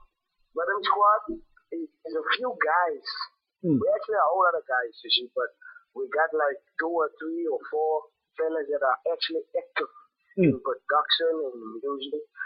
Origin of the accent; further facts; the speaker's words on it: Avon Park, Worcester, Western Cape, South Africa; we are from Avon Park. That's a ghetto hood inside Booster. Western Cape.